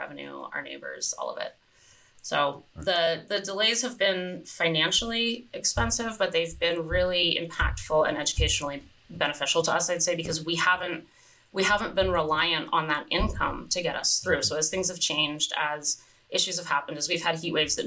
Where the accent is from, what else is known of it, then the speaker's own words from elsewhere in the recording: California, United States; now in Hood Canal, United States; I grew up in California, and California beaches are public beaches